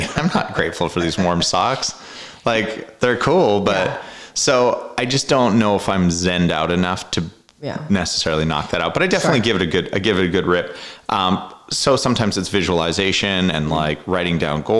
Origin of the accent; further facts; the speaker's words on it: Canada; moved away; I grew up in Canada